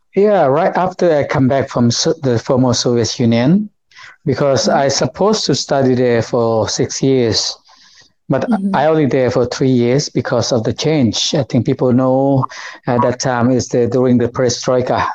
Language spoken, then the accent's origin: English; Houaphanh, Laos; I'm not from Vientiane. I'm originally was born in the place called uh, Huapan province. Uh, so it's the yes. northeast of Laos